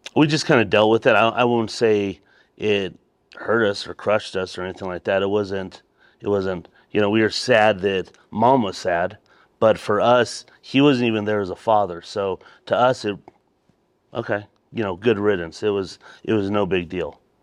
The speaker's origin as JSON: {"language": "English", "town": "Colorado Springs", "region": "Colorado", "country": "United States", "tie": "born or raised there", "said": "I am from, originally from here, Colorado Springs."}